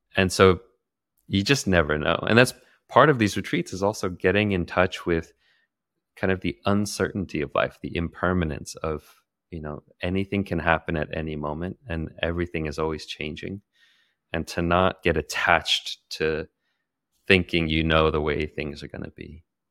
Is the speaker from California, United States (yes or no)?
yes; Santa Cruz, California, United States; moved away as an adult; also born or lived in Daly City, California / Bali; I was born in Daly City, California, uh, just near San Francisco. But I grew up more in Santa Cruz